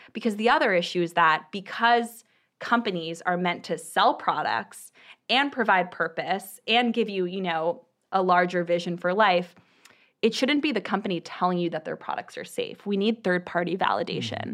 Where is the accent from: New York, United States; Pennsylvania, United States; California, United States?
California, United States; Bay Area; also born or lived in Boston; I grew up in the Bay Area